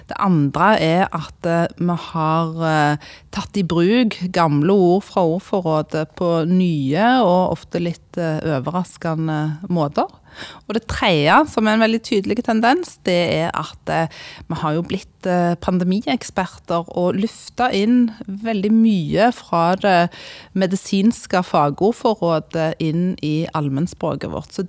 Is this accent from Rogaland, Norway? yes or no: yes; Sandnes, Rogaland, Norway; accent: Sandnes dialect; now in Eastern Norway; jeg eh, holder på Sandnes-dialekten min, selv om jeg har bodd eh, faktisk størstedelen av livet mitt eh, etter hvert på, på Østlandet